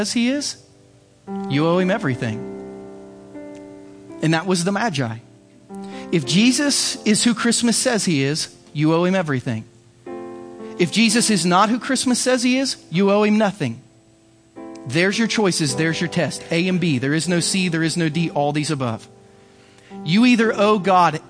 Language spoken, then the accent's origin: English; United States